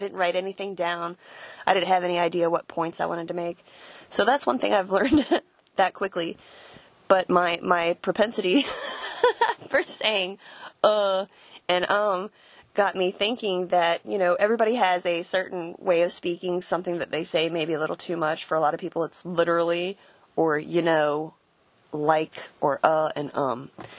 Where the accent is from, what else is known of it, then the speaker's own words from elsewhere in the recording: Florida, United States; I'm actually from down south. I'm from Florida, but I spent most of my formative years around here, I guess.